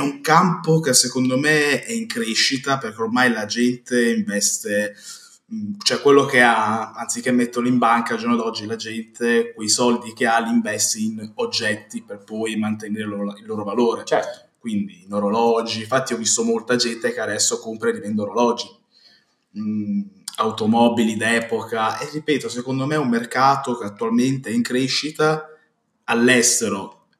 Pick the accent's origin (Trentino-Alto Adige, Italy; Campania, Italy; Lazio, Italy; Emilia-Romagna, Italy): Emilia-Romagna, Italy; Modena; da modenese